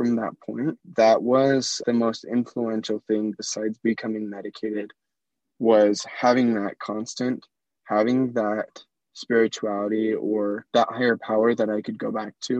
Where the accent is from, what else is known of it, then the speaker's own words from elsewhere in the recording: Hinsdale, United States; moved away as an adult; now in Tucson, United States; I grew up in Hinsdale, the tiniest little town.